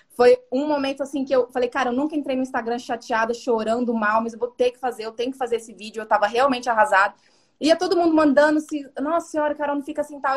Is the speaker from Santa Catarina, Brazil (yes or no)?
no; Dourados, Mato Grosso do Sul, Brazil; accent: interior accent (says "porta" with a marked r); Eu tenho um sotaque de fala porta. Eu, eu sou do interior, lá do Mato Grosso do Sul, Dourados.